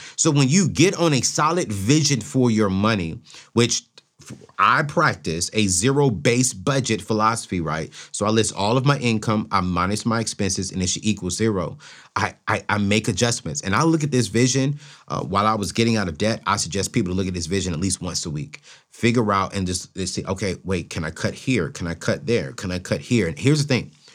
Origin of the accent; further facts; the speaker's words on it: Oceanside, California, United States; growing up in Oceanside, California